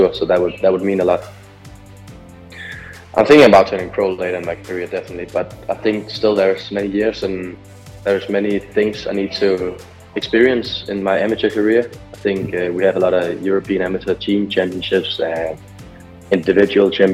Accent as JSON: {"language": "English", "country": "Denmark", "said": "I'm 17 years old and I'm from Denmark. I'm a part of the Danish national team"}